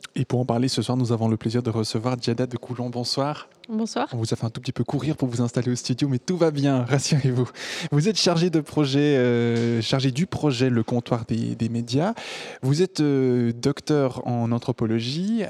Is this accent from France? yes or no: no; French-speaking Switzerland, Romandy, Switzerland; chez nous, en Suisse romande